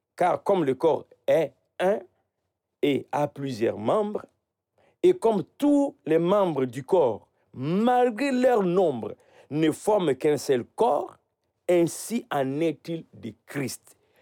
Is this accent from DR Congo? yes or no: yes; Idiofa, Kwilu, DR Congo; dans mon village. Je suis né à Idiofa